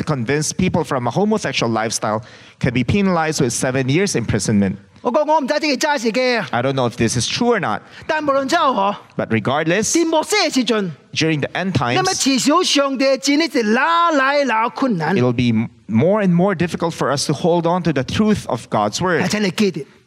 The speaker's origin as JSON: {"language": "English", "country": "China", "said": "I am Chinese"}